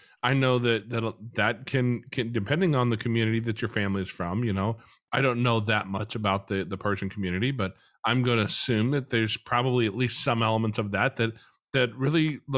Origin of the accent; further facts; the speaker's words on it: Midwest, United States; growing up in the Midwest